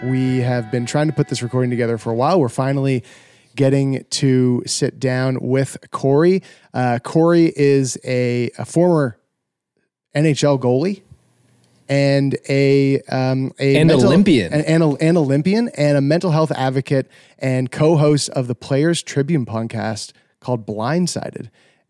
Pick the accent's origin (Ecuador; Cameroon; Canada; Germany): Canada; We're all Canadians.